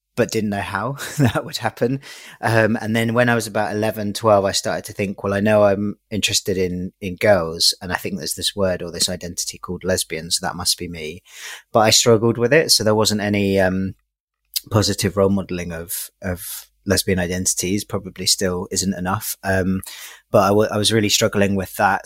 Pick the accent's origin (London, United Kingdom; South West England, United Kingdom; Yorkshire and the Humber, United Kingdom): London, United Kingdom; I grew up in East London, in Hackney